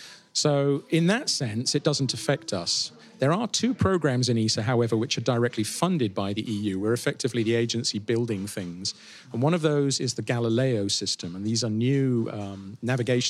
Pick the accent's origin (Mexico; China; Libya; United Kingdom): United Kingdom; as a Brit